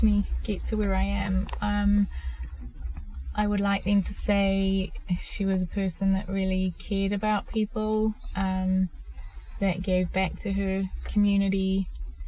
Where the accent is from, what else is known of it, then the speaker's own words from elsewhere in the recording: Zimbabwe; now in New Zealand; I am originally from Zimbabwe.